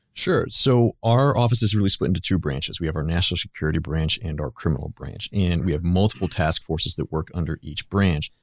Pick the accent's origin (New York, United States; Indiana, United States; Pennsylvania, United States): Pennsylvania, United States; Pittsburgh; moved away as an adult; also born or lived in Ohio / Washington, D.C.; I grew up in Pittsburgh, Pennsylvania